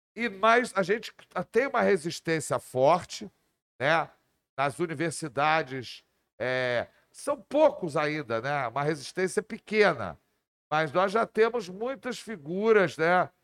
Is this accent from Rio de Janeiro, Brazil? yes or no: yes; Rio de Janeiro, Brazil; eu sou do Rio de Janeiro e sou Botafogo